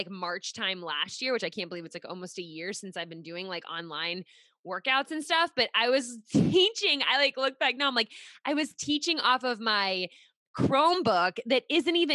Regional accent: Pittsburgh, Pennsylvania, United States; now in Rhode Island, United States; I'm originally from Pittsburgh

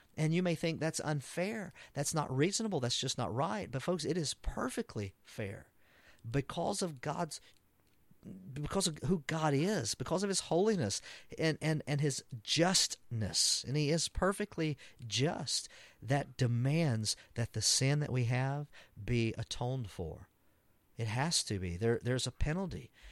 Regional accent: Texas, United States; I'm an American and as, even a Texan, as great as being a Texan is

